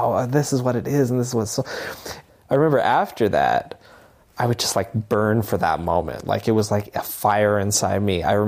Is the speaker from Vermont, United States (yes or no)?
yes; Barre, Vermont, United States; I grew up in Barrie, Vermont.